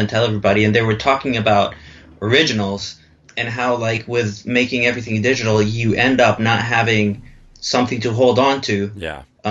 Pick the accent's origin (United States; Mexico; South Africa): Mexico; English is a second language; I'm from Mexico, so I speak English like perfectly